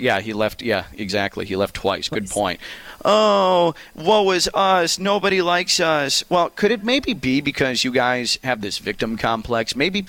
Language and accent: English; Chicago, Illinois, United States; I grew up in Chicago. I grew up in Chicago.